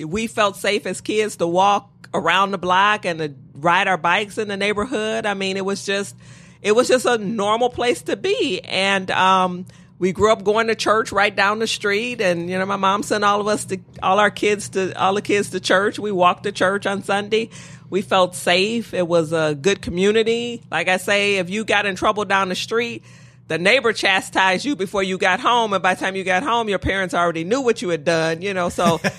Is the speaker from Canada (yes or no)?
no; Detroit, Michigan, United States; I did. I've been in Detroit my whole life. Okay. Born and raised Detroit.